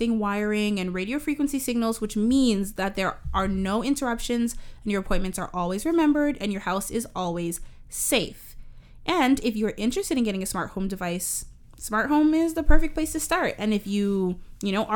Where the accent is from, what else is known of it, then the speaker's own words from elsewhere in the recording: Canada; we're Canadian